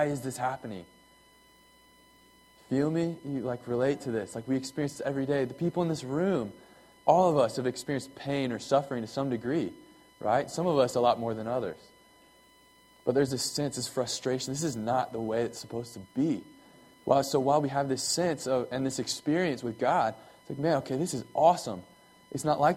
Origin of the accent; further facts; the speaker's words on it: United States; I was born here in America, and you know, I'm an American